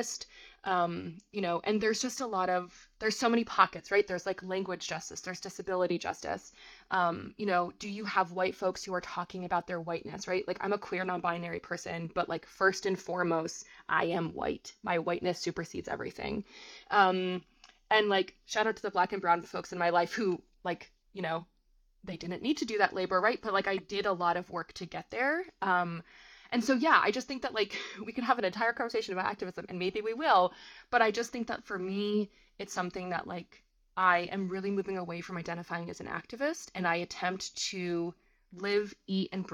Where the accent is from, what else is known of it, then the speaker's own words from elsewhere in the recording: Vermont, United States; moved away; also born or lived in New York City; I grew up in a very small town in Vermont. Still to this day, my hometown does not have a traffic light